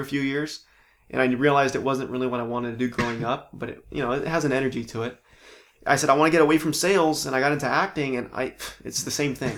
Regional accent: Palm Springs, California, United States; moved away as an adult; also born or lived in San Diego / Orange County; now in Los Angeles, United States; Born and raised in Palm Springs

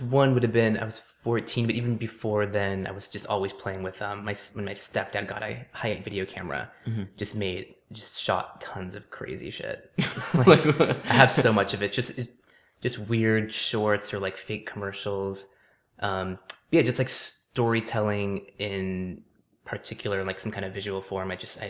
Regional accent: Canyon Country, California, United States; From the Santa Clarita Valley.

